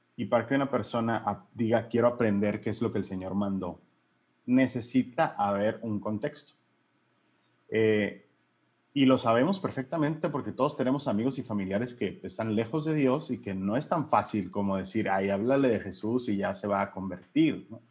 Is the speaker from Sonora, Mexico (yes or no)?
yes; Hermosillo, Sonora, Mexico; soy Hermosillo Sonora, legionario de Cristo